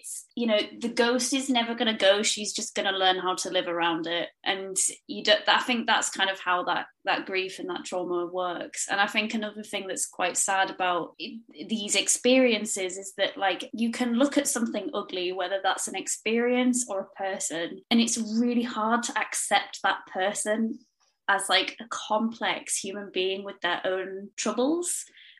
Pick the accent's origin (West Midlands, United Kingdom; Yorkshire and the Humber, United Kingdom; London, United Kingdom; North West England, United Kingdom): North West England, United Kingdom; Cumbria; I grew up in Cumbria, but my family are all from Yorkshire